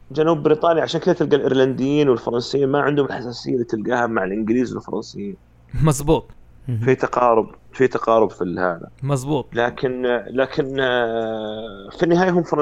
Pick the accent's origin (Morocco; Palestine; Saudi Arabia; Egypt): Morocco; انا مغربي